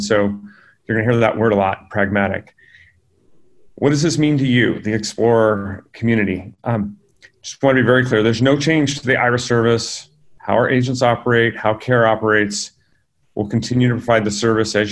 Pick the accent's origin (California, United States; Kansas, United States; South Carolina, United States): California, United States; also born or lived in San Diego; I grew up in California with working parents